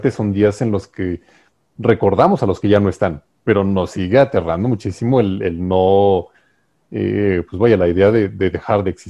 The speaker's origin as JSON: {"language": "Spanish", "country": "Mexico", "said": "como mexicanos"}